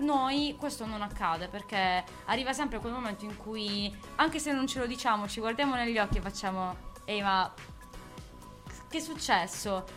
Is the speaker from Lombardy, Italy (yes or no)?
no; Bari, Apulia, Italy; accent: Barese; noi non, non cantiamo in dialetto barese